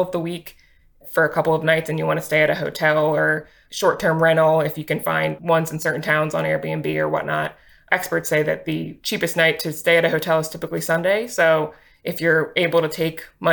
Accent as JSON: {"language": "English", "area": "Delaware County", "region": "Pennsylvania", "country": "United States", "tie": "born or raised there", "said": "I grew up in the region too. I grew up in Delaware County"}